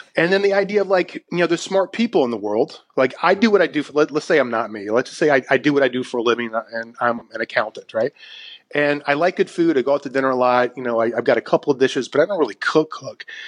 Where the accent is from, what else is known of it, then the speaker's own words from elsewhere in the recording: South Carolina, United States; moved away as an adult; also born or lived in Brooklyn, New York; South Carolina is my home state. I grew up there